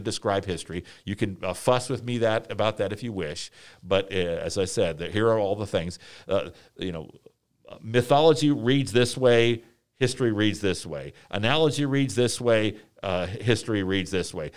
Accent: Washington, District of Columbia, United States; moved away; I am from, uh, Washington, D C

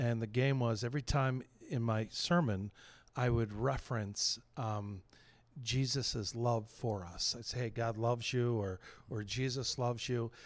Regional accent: New Castle, Pennsylvania, United States; moved away as an adult; now in Saint Louis, United States; I grew up in Newcastle, Pennsylvania

